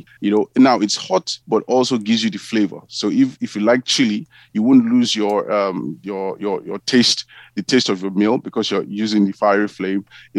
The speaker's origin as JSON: {"language": "English", "country": "Nigeria", "said": "So I'm Nigerian, and what I've done is I've taken quite a number of ingredients that I've used over time from Nigeria"}